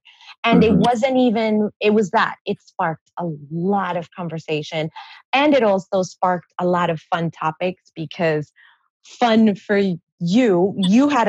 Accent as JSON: {"language": "English", "region": "New York", "country": "United States", "said": "I'm from New York"}